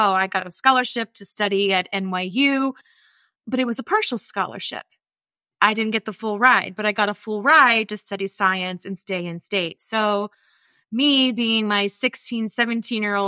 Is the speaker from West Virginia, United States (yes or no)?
yes; rural West Virginia, United States; accent: twang; I grew up in poverty and I grew up in West Virginia